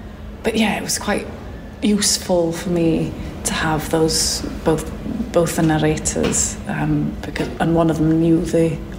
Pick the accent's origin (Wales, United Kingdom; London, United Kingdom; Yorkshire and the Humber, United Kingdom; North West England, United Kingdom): Wales, United Kingdom; first language Welsh; English is a second language; because my first language is Welsh, and people are always kind of saying that Welsh is a dying language and that kind of thing.